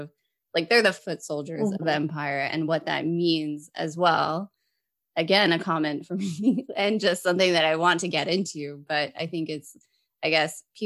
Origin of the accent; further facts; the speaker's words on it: West Texas, United States; I'm American and my family lived, I grew up in West Texas.